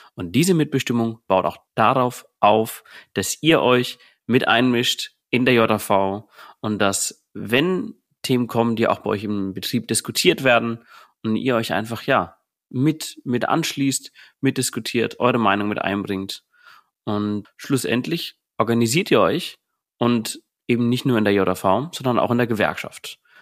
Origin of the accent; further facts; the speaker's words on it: Berlin, Germany; aus dem Bezirk Berlin, Brandenburg und Sachsen, komme aus Berlin